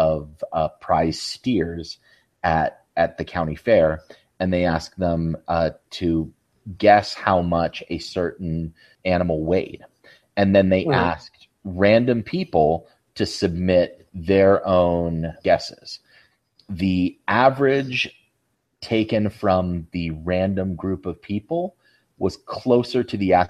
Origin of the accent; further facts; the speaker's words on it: Salt Lake City, Utah, United States; growing up in the Salt Lake area